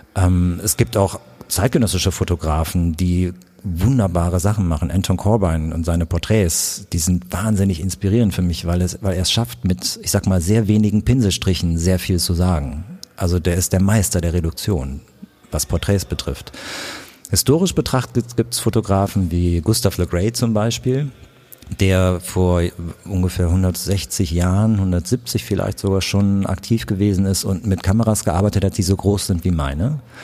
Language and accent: German; Königswinter, North Rhine-Westphalia, Germany; now in Berlin, Germany; Ich komme aus Königswinter, ich bin da aufgewachsen